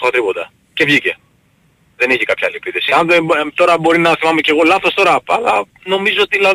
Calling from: Nea Irakleio, Attica, Greece; Όχι, Νέο Ηράκλειο, Νέο Ηράκλειο. Ε, καταγωγή από Ηράκλειο Κρήτης.

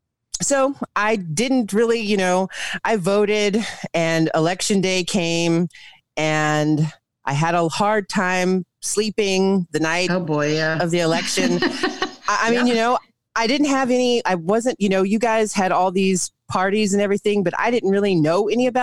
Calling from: Ingelheim, Rhineland-Palatinate, Germany; I'm joining you from Ingelheim, Germany.

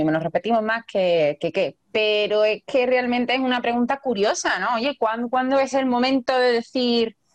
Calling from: Honduras; soy de Honduras eh

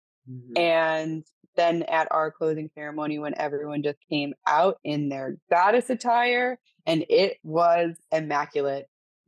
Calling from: Cancun, Quintana Roo, Mexico; I am currently calling from Cancun, Mexico.

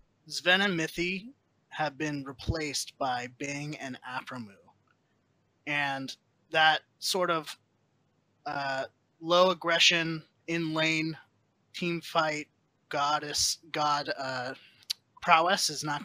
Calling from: Santa Clarita, California, United States; Santa Clarita, California.

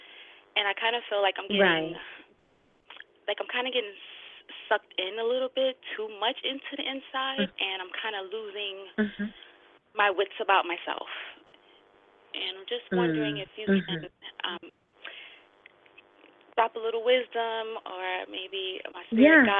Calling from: New York City, New York, United States; I'm calling from the Bronx.

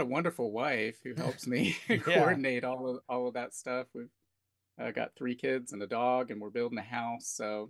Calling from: Chesapeake, Virginia, United States; I'm in Chesapeake, Virginia.

